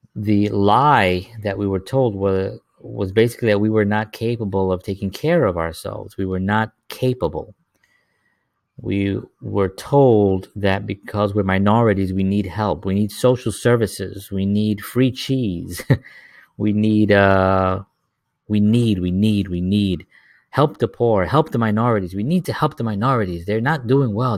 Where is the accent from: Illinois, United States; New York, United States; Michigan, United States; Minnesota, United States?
New York, United States; New York City; I grew up in the South Bronx.